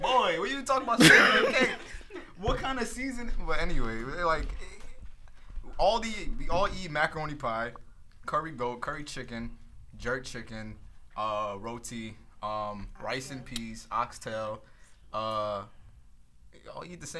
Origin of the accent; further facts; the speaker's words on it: United States; I'm American. Let's just get that out of the way.